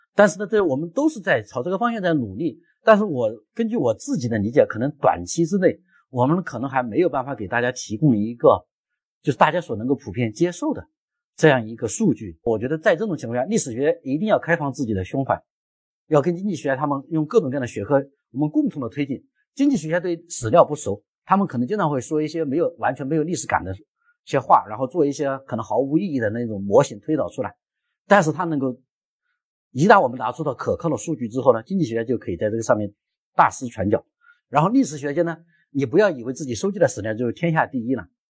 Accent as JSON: {"language": "Chinese", "country": "China", "said": "我们中国人"}